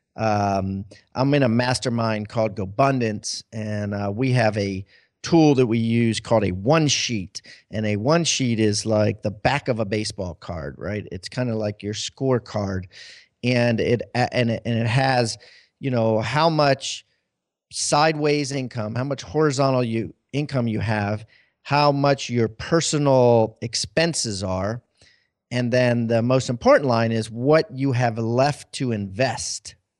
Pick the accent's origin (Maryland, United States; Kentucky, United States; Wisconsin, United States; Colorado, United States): Maryland, United States; moved away; I'm from Maryland originally